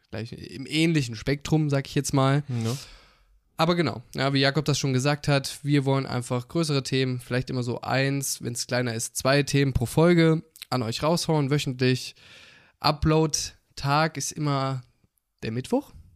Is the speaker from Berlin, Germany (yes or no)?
no; Jena, Thuringia, Germany; wir kommen beide aus Jena